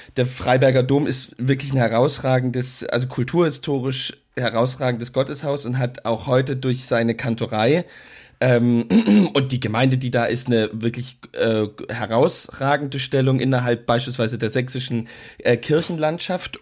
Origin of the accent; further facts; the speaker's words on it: East Germany, Germany; ich als Ostdeutscher